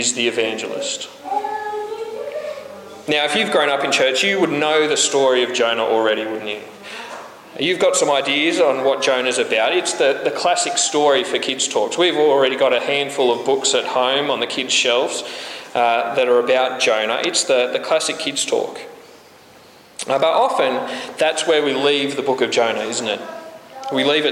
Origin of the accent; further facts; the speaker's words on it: Australia; We're Australian